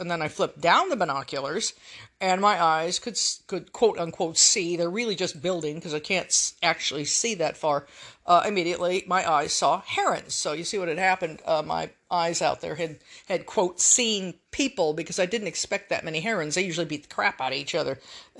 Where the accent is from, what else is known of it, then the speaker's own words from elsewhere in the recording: the West, United States; there was a certain sort of dark humor that I grew up with in the West